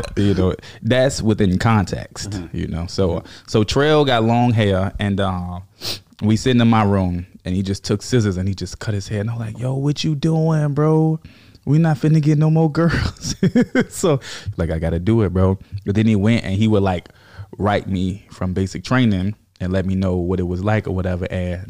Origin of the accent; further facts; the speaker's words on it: Richmond, Virginia, United States; Yeah, Richmond, Virginia.